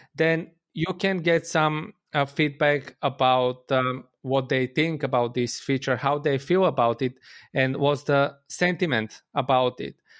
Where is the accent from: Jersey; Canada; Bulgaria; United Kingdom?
Bulgaria; I'm from Bulgaria.